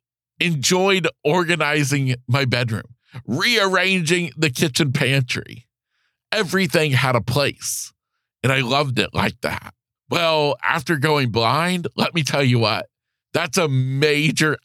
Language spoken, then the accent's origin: English; Florida, United States; back in Florida, my home state